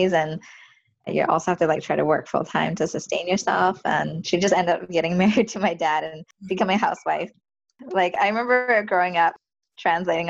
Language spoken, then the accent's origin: English; Canada; I was an Asian American, like I'm not from the States, Asian Canadian